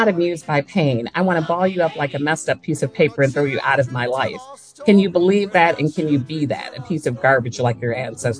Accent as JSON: {"language": "English", "town": "Evanston", "region": "Illinois", "country": "United States", "tie": "born or raised there", "also_born_or_lived": "Chicago, Illinois", "moved": "as an adult", "lives_now": "Falls Church, Virginia, United States", "said": "I'm from Evanston."}